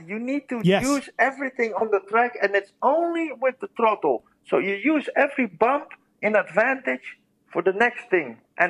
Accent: Amsterdam, North Holland, Netherlands; English is a second language; And then I went to FEC because I'm from Amsterdam. And in Amsterdam, in Holland, there is...

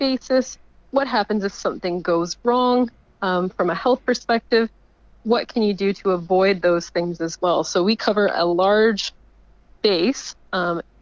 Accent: Canada; moved away as an adult; now in Melbourne, Australia; my home country of Canada

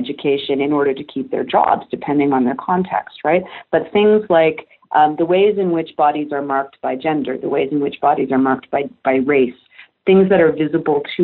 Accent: Canada; I'm Canadian.

